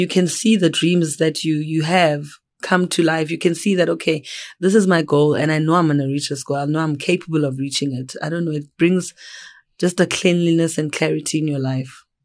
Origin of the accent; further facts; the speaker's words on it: Johannesburg, Gauteng, South Africa; also born or lived in Eastern Cape; I am originally from the Eastern Cape. I grew up in Johannesburg